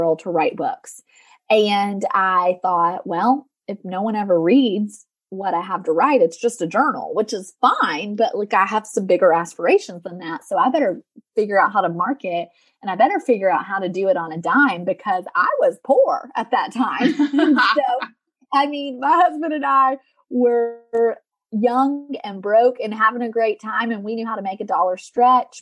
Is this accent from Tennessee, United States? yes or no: yes; Tennessee, United States; moved away; also born or lived in Colorado; I'm from the South, like Tennessee, southeastern part of the United States